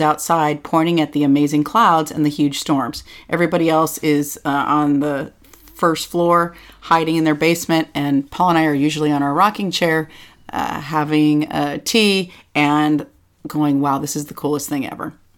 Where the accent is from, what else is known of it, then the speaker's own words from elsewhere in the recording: California, United States; moved away as an adult; now in Tennessee, United States; as a Californian